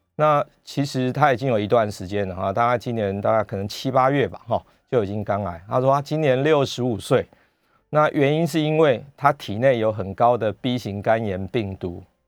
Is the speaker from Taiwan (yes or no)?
yes; Taiwan; 我们台湾人民众，我们都很乖的，都戴着口罩